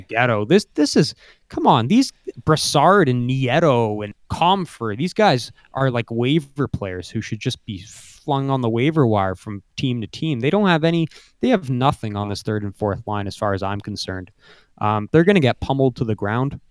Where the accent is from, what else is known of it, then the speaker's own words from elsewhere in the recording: Canada; being a Canadian.